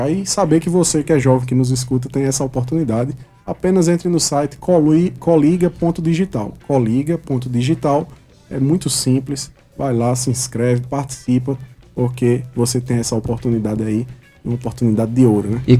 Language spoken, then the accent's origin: Portuguese; Brazil; Nasci em Mangabeira.